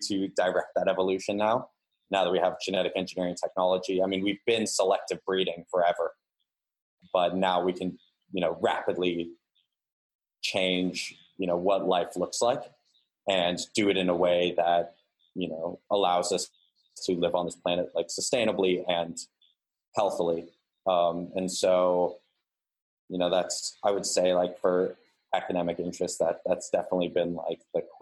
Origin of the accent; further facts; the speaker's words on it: San Diego, California, United States; I am originally from San Diego, California. I grew up there until I was, you know, graduated high school